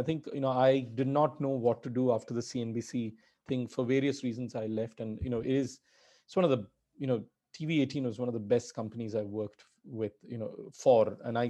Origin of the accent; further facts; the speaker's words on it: India; English is a second language; Being an Indian is a huge disadvantage or being where I'm from, being, from the emerging world.